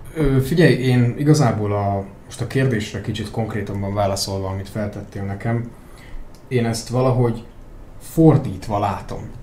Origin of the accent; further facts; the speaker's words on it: a village near Debrecen, Hajdú-Bihar, Hungary; én egy faluban nőttem fel. Nyilván Debrecenhez közel is rendszeresen jártam Debrecenbe